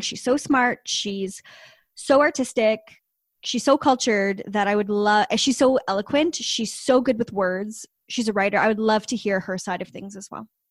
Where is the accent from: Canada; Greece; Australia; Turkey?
Canada; we don't have Venmo because we're Canadian and we don't have Venmo, uh, here in Canada yet